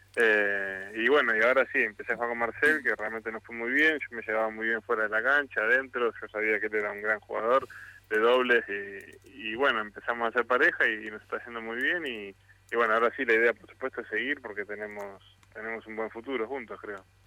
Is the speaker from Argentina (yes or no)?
yes; Mar del Plata, Buenos Aires Province, Argentina; moved away; la ciudad donde nací, la ciudad donde me dio crecer y, donde aprendí y hice todos mis amigos